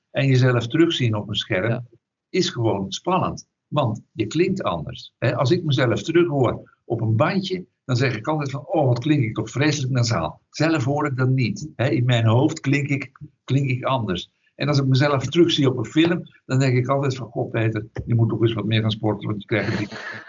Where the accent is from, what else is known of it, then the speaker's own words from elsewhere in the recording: Duffel, Flanders, Belgium; now in Netherlands; ben opgegroeid in België, in Vlaanderen, in een, eh, een dorpje tussen Antwerpen en Brussel. En dat dorp heet Duffel